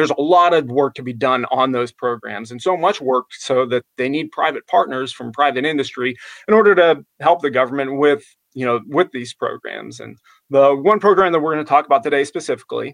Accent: Apollo, Pennsylvania, United States; moved away as an adult; now in Florida, United States; I grew up in Western Pennsylvania, just outside of Pittsburgh. Actually, ironically enough, I grew up in a town called Apollo, Pennsylvania.

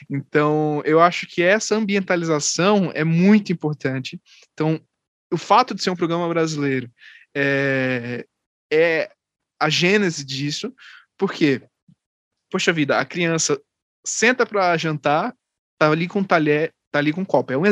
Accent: Pernambuco, Brazil; e eu sou pernambucano.

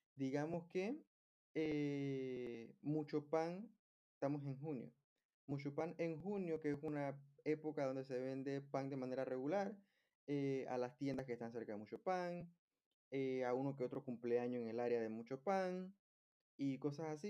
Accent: Panama; Algo que se da mucho en mi país es que las personas viven muy lejos de su lugar de trabajo. Por eso es que acá hay mucho, mucho tráfico. Y de hecho, hace poco vi que en un reportaje de CNN se confirmó que Panamá está entre los cinco países más estresantes

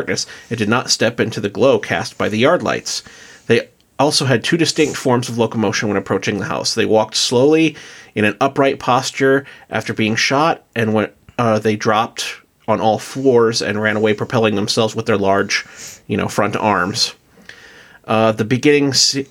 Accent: South Dakota, United States; good old boys from South Dakota

